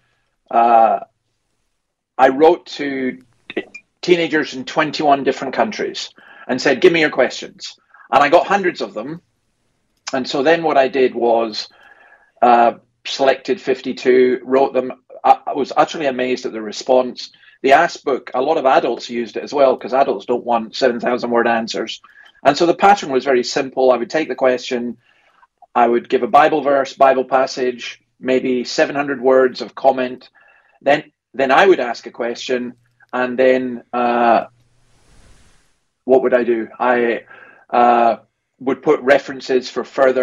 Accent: Scotland, United Kingdom; now in Sydney, Australia; As a Scot

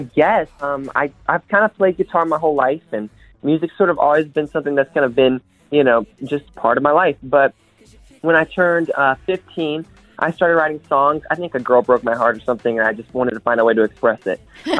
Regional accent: North Carolina, United States; moved away as an adult; now in Nashville, United States; just moved to Nashville. I grew up in North Carolina, which is like, I grew up in North Carolina and I just moved to Nashville for music and all that. So I am, ever since the pandemic hit, I've been living in Nashville.

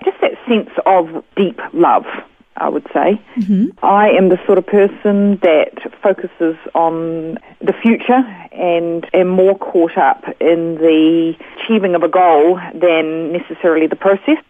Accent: Auckland, New Zealand; moved away as an adult; now in Australia; I was raised in Auckland, New Zealand.

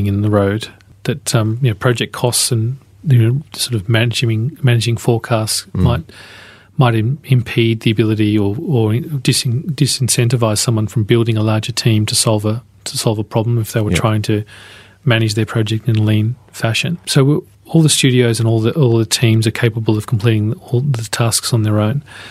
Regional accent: Melbourne, Victoria, Australia; I was born in Melbourne. I spent most of my life here

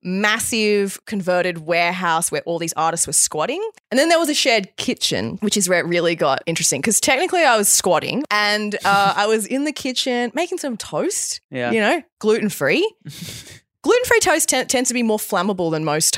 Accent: Australia; also born or lived in Bali, Indonesia; So I grew up in Bali. Yeah. We left when I was 8, came to Australia, and then I moved back to Bali after uni.

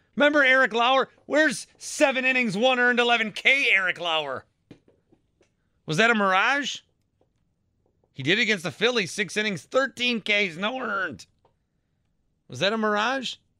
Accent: Fond du Lac, Wisconsin, United States; I'm from Fond du Lac

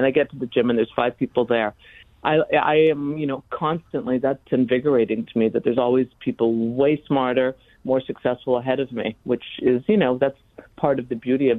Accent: Edmonton, Alberta, Canada; now in New York City, United States; I grew up in Edmonton

